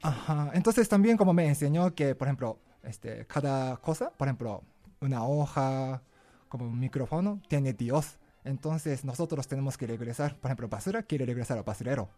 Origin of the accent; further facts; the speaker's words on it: Japan; Spanish is a second language; moved away as an adult; now in Mexico City, Mexico; yo viví en Japón por 22 años, cuando tenía 22 salí de Japón